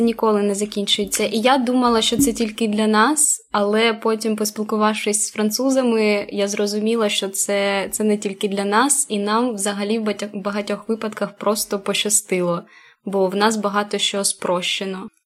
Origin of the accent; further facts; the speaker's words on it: Kharkiv Oblast, Ukraine; moved away as an adult; now in France; Ми з Харківської області